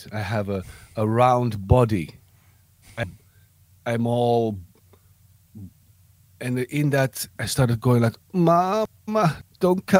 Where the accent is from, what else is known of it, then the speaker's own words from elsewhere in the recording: Amsterdam, North Holland, Netherlands; I was born outside Amsterdam, and then when I was five, my parents brought me to Amsterdam